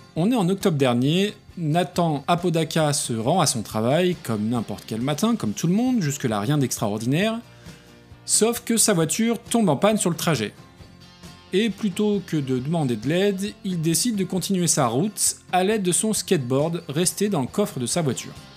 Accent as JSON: {"language": "French", "country": "France", "said": "chez nous en France"}